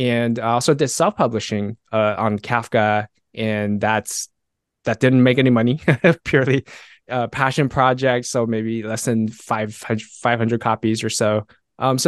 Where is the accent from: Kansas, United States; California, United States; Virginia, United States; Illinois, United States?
California, United States; Fullerton; moved away as an adult; also born or lived in Taiwan / San Jose, California; now in Seattle, United States; I grew up in Southern California and live in San Jose for a little bit. Right now I'm in Seattle